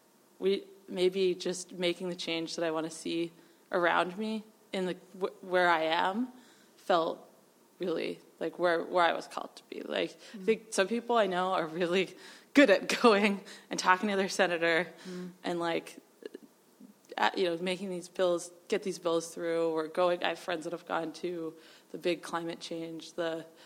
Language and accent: English; New Hampshire, United States; moved away; I grew up in New Hampshire.